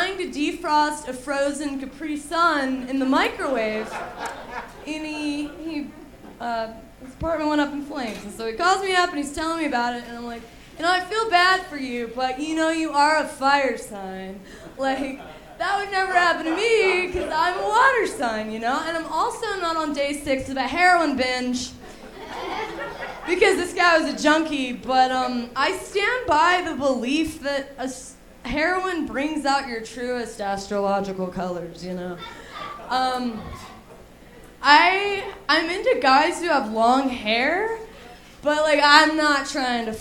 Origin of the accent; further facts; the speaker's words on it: Alabama, United States; I was raised in Alabama, you know, and I was the weird kid